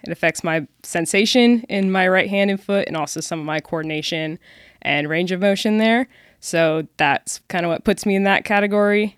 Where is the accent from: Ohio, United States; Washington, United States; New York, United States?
Washington, United States; Seattle; moved away as an adult; also born or lived in Dallas, Texas; now in Frisco, Texas, United States; I grew up in the Seattle area, suburbs, Spanish, Washington. Moved down to D F W for college